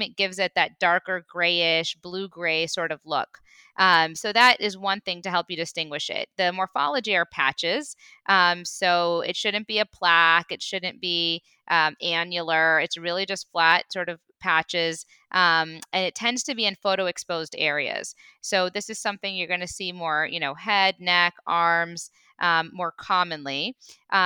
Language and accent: English; Midwest, United States; now in Los Angeles, United States; I'm actually from the Midwest